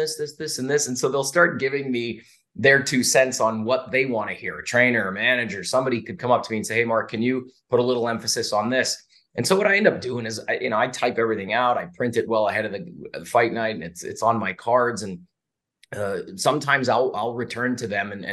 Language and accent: English; Canada; now in Las Vegas, United States; I'm from Canada originally, and I speak French.